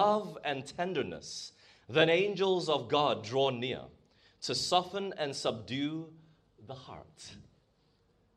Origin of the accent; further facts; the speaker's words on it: Malaysia; moved away; I grew up in Malaysia